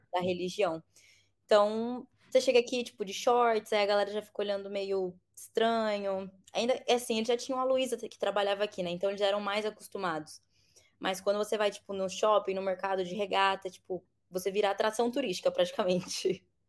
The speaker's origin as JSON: {"language": "Portuguese", "town": "Bauru", "region": "São Paulo", "country": "Brazil", "tie": "born or raised there", "moved": "as an adult", "lives_now": "United Arab Emirates", "said": "eu sou de Bauru, nascida e sempre morei em Bauru"}